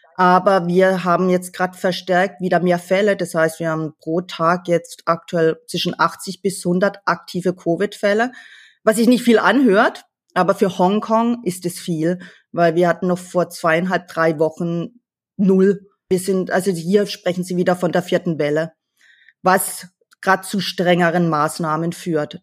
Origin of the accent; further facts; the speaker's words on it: Kappelrodeck, Baden-Württemberg, Germany; moved away as an adult; also born or lived in Ravensburg / France; now in Hong Kong; Ich bin im Schwarzwald in einem kleinen Weinort aufgewachsen. Ich komme ja gebürtig aus Kappelrodeck, Wald-Ulm.